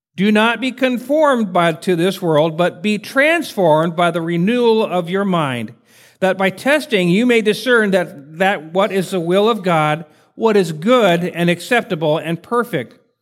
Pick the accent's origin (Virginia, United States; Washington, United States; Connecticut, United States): Washington, United States; Spokane; moved away as an adult; also born or lived in Portland, Oregon / Fort Hood, Texas; I'm from Spokane, Washington. Some people know where that is. It's way, you go to California, take a right head north, and you'll get there eventually. Uh, I was born and raised there